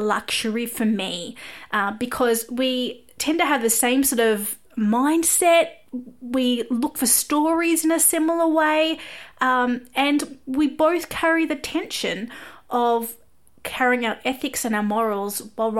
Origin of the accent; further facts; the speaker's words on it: Australia; I am an Aussie music journalist